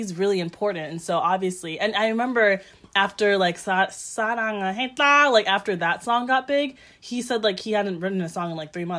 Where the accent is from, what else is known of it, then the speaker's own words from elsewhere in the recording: United States; it makes sense to me as an American.